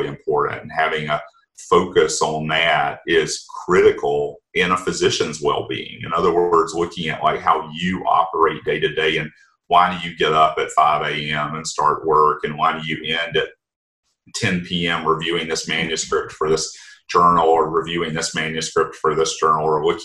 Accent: Anderson County, South Carolina, United States; where I grew up in Anderson County and Anderson Area Medical Center

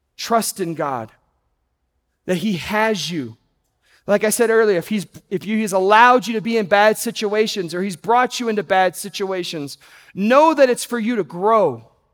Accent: Texas, United States; I grew up in Texas

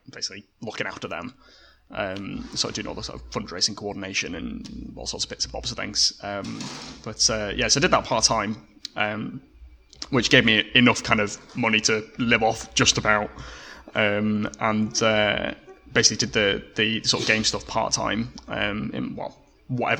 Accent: Cumbria, North West England, United Kingdom; moved away; also born or lived in Oxford; Matthew went back up to our kind of homeland in the north. We're both from Cumbria originally.

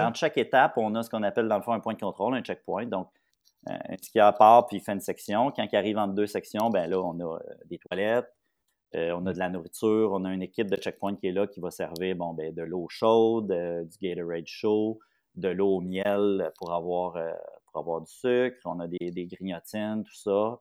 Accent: Papineauville, Quebec, Canada; je viens de Papineauville

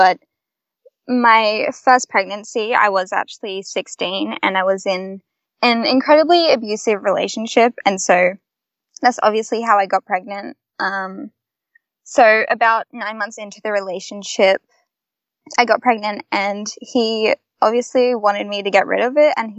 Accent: Byron Bay, New South Wales, Australia; I'm from Byron Bay

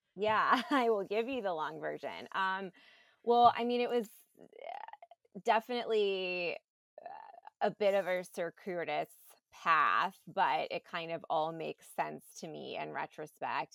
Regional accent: New York, United States; I grew up in New York. I went to performing arts high school

